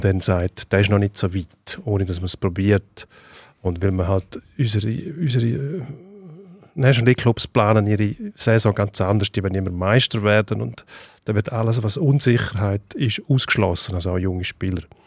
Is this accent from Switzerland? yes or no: yes; Switzerland; bei uns in der Schweiz